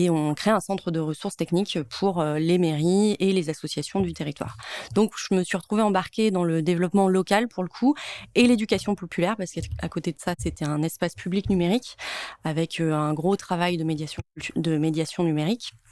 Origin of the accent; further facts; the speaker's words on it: Provence-Alpes-Côte d'Azur, France; also born or lived in Lyon; J'ai été euh, élevée dans les Hautes-Alpes, j'ai grandi dans les Hautes-Alpes, et après après dix ans à Lyon, j'ai voulu y retourner.